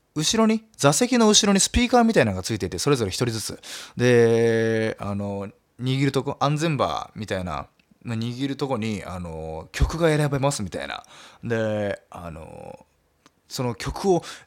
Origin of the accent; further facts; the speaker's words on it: Nagasaki, Japan; moved away as an adult; 僕長崎出身